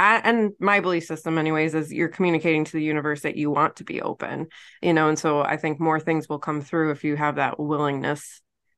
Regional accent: New York, United States; now in Virginia, United States; you wouldn't know I was from New York because I'm complaining about the cold here in Virginia.

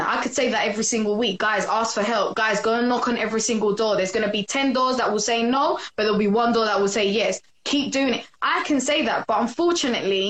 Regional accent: London, United Kingdom; I'm from London! Let me be precise. East London, Newham, at the borough, east side.

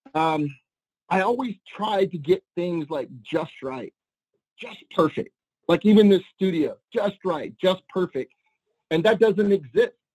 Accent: New Orleans, Louisiana, United States; moved away as an adult; I grew up in New Orleans, my high school years and the few years after my early 20s

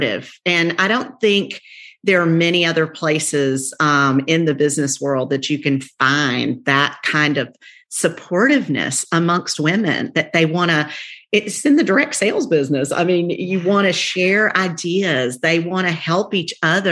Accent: the South, United States; accent: twang; we're from the South, so we got a little twang

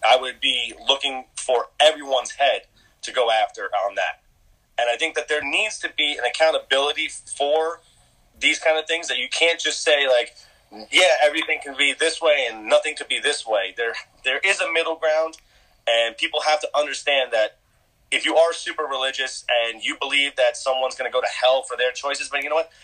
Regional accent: United States; I am an American

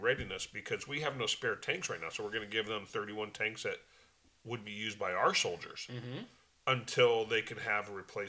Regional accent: United States; We as Americans...

